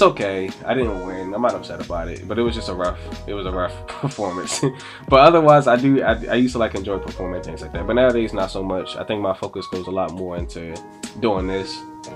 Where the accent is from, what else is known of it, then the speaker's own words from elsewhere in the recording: Baltimore, Maryland, United States; I'm from Baltimore. Born here, moved away for a little bit as a kid, and have been back in Baltimore pretty much since I was like four or five, like this is home.